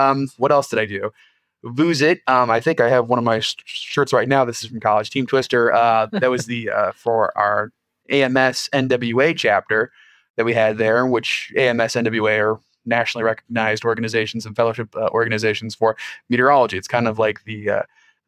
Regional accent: Merrillville, Indiana, United States; moved away as an adult; also born or lived in Missouri / Peoria, Illinois; now in Illinois, United States; born and raised in Northwest Indiana

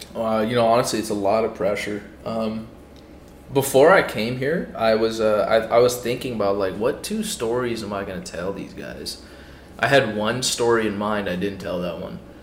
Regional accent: Pakistan; I'm Pakistani

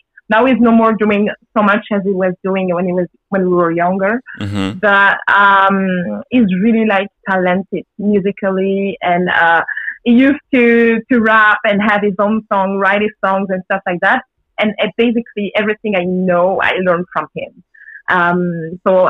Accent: Belgium; I grew up in Belgium, was born in Belgium.

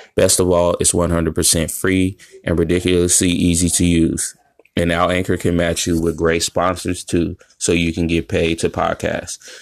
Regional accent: San Francisco, California, United States; also born or lived in Chicago, Illinois; I grew up in San Francisco, so I was around a melting pot of people.

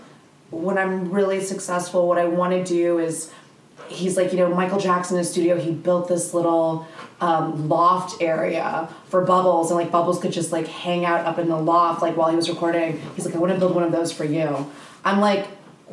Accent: Indonesia; also born or lived in Singapore / New York, United States; now in Los Angeles, United States; I was born in Singapore, and then I grew up in Indonesia

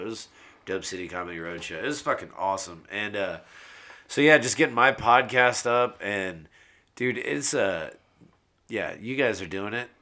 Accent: San Antonio, Texas, United States; moved away as an adult; also born or lived in Norman, Oklahoma; now in Oklahoma City, United States; I was born here in Norman, and then uh, raised in San Antonio

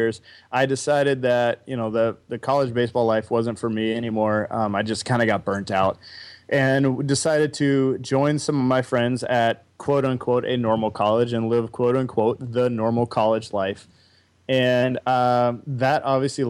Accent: Wagoner, Oklahoma, United States; I was born in Wagner, Oklahoma

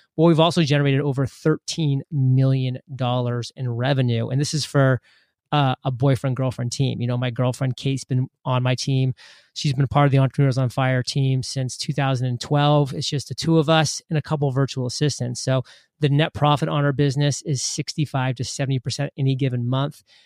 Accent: Maine, United States; moved away as an adult; I grew up in Maine, which is a small state, uh, above Boston.

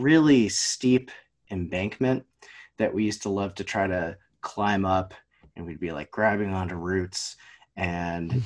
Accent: Vermont, United States; I'm from Vermont. I grew up here.

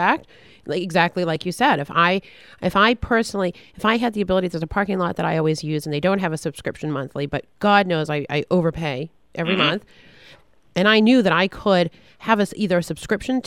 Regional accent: Boston, Massachusetts, United States; also born or lived in Colorado; now in Fort Lauderdale, United States; I'm a Bostonian originally

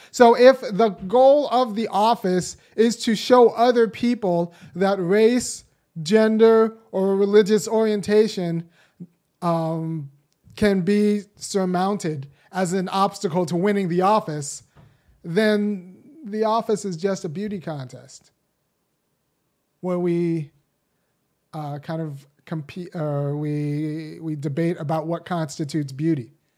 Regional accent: Los Angeles, California, United States; I was born in Los Angeles. I'm about their age

